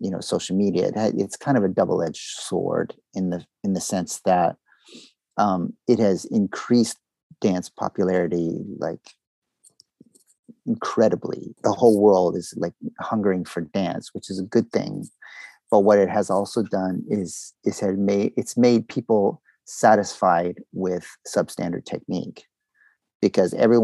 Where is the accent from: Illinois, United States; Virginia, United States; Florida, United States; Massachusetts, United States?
Florida, United States; moved away as an adult; also born or lived in Boston / Austin / Los Angeles; now in Montreal, Canada; I come from the States. Okay. So I grew up in Florida mainly, even though I wasn't born in Florida. But my youth was pretty much in Florida up until 21